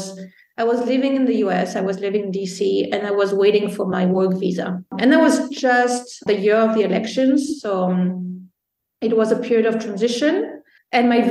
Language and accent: English; Belgium; moved away as an adult; also born or lived in Italy / Washington, D.C. / Chile / Istanbul; now in Valencia, Spain; my dad is Italian, and I grew up as an Italian in Belgium